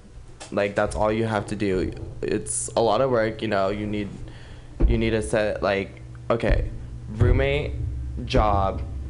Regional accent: Sacramento, California, United States; also born or lived in Los Angeles; I always bounce between Sacramento and Los Angeles.

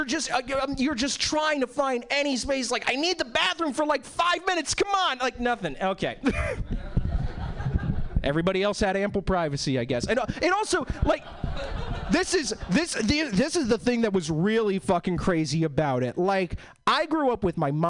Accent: East Coast, United States; now in Seattle, United States; I was born and bred in the East Coast.

